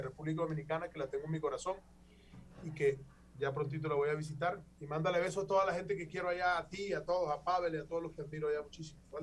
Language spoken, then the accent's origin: Spanish; Caribbean coast, Colombia; de donde vengo, de la tierra, de la costa norte colombiana